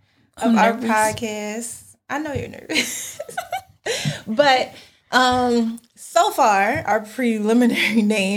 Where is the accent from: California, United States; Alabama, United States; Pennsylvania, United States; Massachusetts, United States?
Pennsylvania, United States; Philadelphia; we're from Philadelphia